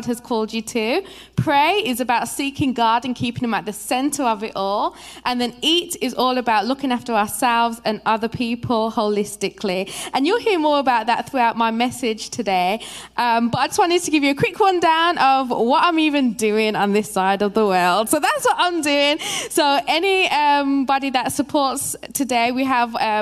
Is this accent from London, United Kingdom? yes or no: no; Birmingham, West Midlands, United Kingdom; moved away as an adult; now in United States; I'm actually from Birmingham, England, in the UK. And I'm here as a missionary